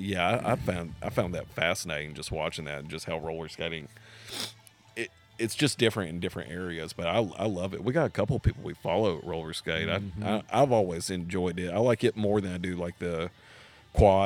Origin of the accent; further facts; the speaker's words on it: Nashville, Tennessee, United States; growing up in Nashville